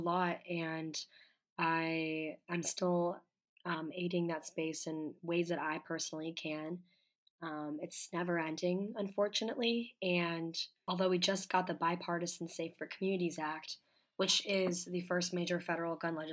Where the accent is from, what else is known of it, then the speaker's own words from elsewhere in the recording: Coral Springs, Florida, United States; moved away as an adult; now in Washington, D.C., United States; I'm from the South Florida area, and I'm more particularly from Coral Springs, Parkland. And I was born and raised there my whole entire life.